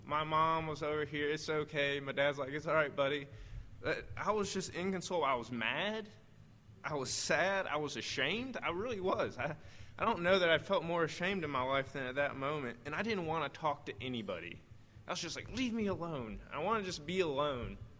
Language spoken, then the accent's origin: English; southern Missouri, United States; moved away; I actually did most of my growing up in Missouri, like southern Missouri.